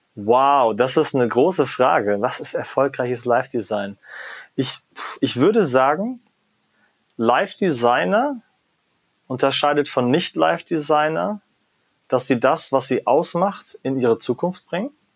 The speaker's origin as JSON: {"language": "German", "country": "Germany", "said": "da bin ich als Deutscher ja manchmal auch in meiner eigenen Haut gefangen"}